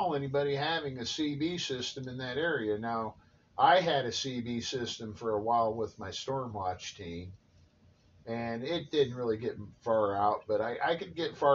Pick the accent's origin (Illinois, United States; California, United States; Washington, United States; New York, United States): Illinois, United States; central; An apartment I rented here in my hometown was an attic apartment.